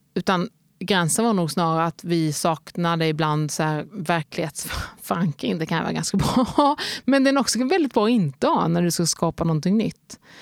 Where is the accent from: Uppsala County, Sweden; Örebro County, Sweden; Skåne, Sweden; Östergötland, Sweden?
Skåne, Sweden; Helsingborg; moved away as an adult; also born or lived in Lidköping / Lund / Cardiff / Stockholm; Så borde mitt enkla svar bara kunna bli Helsingborg. För där har jag bott från jag var 3 till jag var 18.